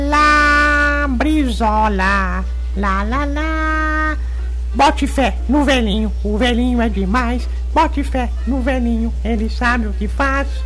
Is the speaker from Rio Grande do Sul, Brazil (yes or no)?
yes; Erebango, Rio Grande do Sul, Brazil; Quando eu era jovem, lá em Erebango, jovem, nós demos gasolina pra um gato bebê lá em casa.